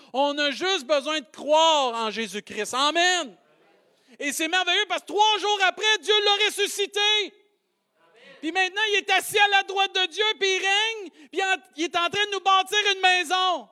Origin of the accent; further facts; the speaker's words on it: Saint-Hyacinthe, Quebec, Canada; accent: Maskoutain; J'ai un accent euh, Mascoutin